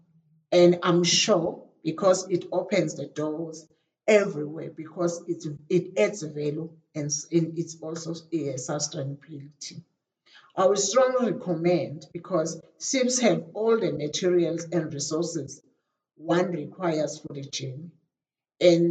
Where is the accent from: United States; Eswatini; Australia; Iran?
Eswatini; from Eswatini.